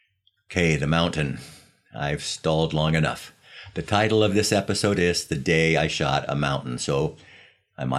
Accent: Los Angeles, California, United States; the pictures of my hometown

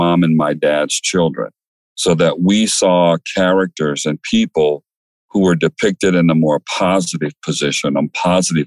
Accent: Okmulgee, Oklahoma, United States; So I was born in Colored People's Hospital in a African American, Native American community in Oklahoma. Okmulgee is the name of the little country city. My parents were living in the country

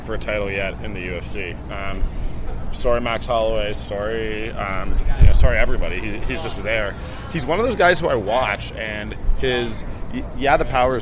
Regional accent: Toronto, Ontario, Canada; I'm Canadian. I'm born and raised in Toronto

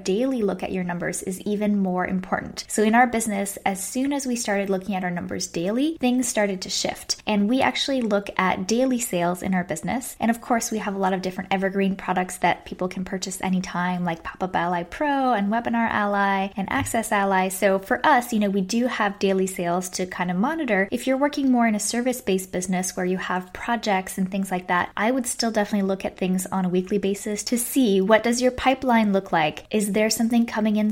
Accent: Canada; now in Texas, United States; I'm Canadian, and even though I live in Texas

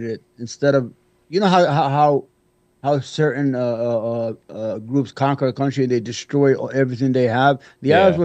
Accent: Yemen; also born or lived in Brooklyn, New York; now in New York, United States; I'm from the Yemen

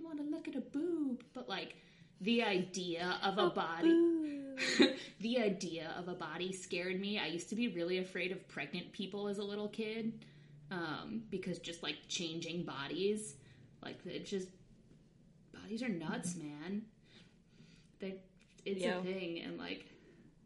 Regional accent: Long Island, New York, United States; I'm from Long Island, so it was close to the city

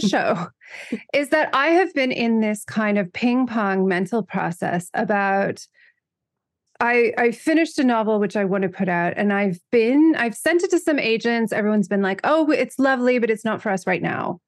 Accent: United States; moved away as an adult; also born or lived in Europe; I grew up in America

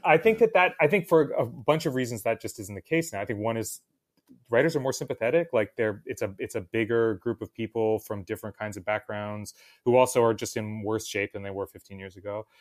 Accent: New Jersey, United States; I'm from New Jersey

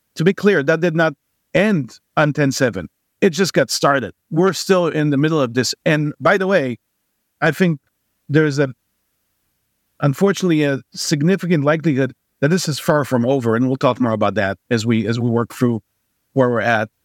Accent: Israel; moved away as an adult; also born or lived in New York; now in San Francisco Bay Area, United States; born and raised in Israel, even though I, I spent, uh, a couple of years, uh, in my early childhood in New York

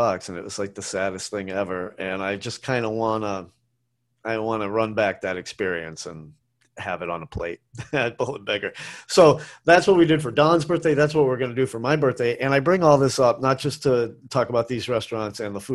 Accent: New England, United States; moved away; I'm from New England.

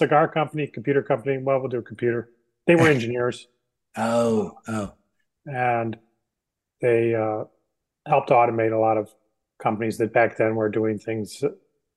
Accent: suburban Chicago, Illinois, United States; I grew up in suburban Chicago, about 40 miles west

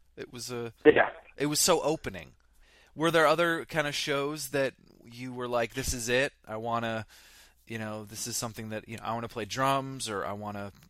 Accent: Vermont, United States; I grew up in Vermont.

